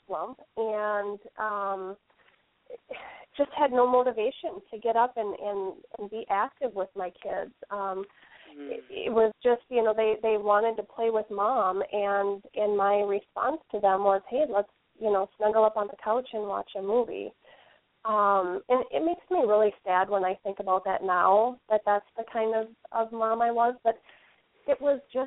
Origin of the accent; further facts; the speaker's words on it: Wisconsin, United States; also born or lived in Illinois; I was born in Illinois, and I've lived in Wisconsin for as long as I can remember